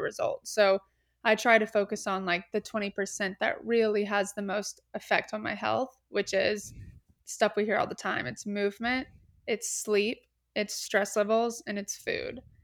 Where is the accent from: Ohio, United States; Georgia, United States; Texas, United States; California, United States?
Georgia, United States; Atlanta; moved away as an adult; also born or lived in Columbia, South Carolina; now in Charleston, United States; I am from Atlanta, Georgia